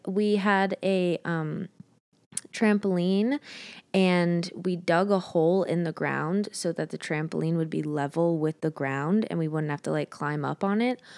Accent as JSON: {"language": "English", "region": "Montana", "country": "United States", "tie": "born or raised there", "moved": "yes", "lives_now": "Los Angeles, United States", "said": "I was born in Montana. Great place. Great place to grow up."}